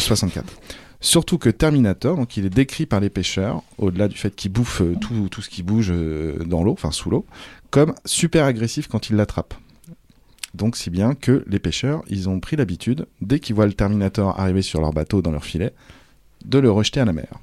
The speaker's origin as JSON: {"language": "French", "region": "Brittany", "country": "France", "said": "étant de Bretagne"}